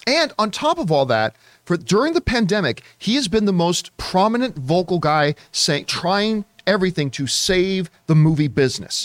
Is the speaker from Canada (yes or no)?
yes; Canada; moved away as an adult; now in Southern California, United States; Being Canadian, I had to take, like, eight years of French